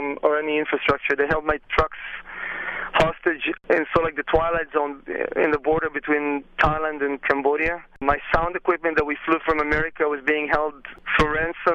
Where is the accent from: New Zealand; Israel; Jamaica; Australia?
Israel; moved away; I'm originally from Israel